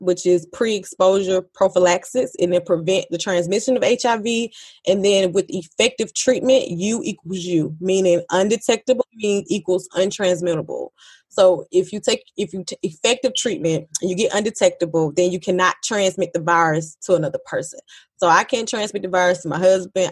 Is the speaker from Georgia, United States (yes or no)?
yes; Georgia, United States; I'm from Georgia